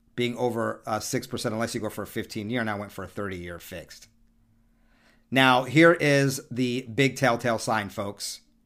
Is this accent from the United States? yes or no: yes; San Diego, California, United States; also born or lived in Berkeley / San Francisco; I grew up in San Diego